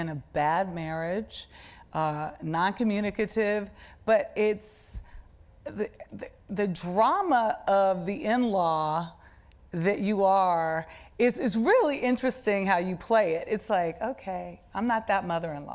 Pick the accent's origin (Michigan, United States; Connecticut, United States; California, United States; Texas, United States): California, United States; Los Angeles; I'm from South Central Los Angeles